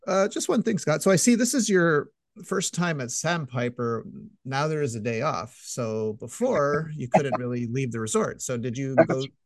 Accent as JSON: {"language": "English", "town": "Montreal", "region": "Quebec", "country": "Canada", "said": "I'm from Montreal"}